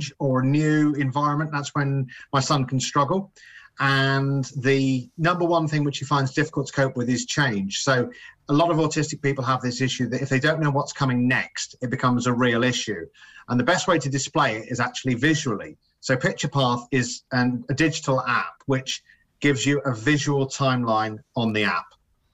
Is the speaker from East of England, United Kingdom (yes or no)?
yes; Cambridge, East of England, United Kingdom; moved away as an adult; now in North West England, United Kingdom; I grew up in Cambridge. I was born and bred there